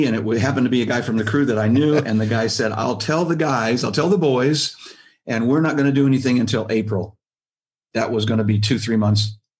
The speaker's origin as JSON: {"language": "English", "region": "Midwest", "country": "United States", "said": "I came from the Midwest."}